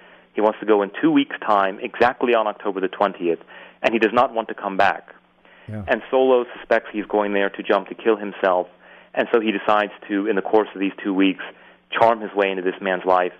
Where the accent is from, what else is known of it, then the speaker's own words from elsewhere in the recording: Winston-Salem, North Carolina, United States; moved away; relearn my hometown and a lot of the places I didn't know about.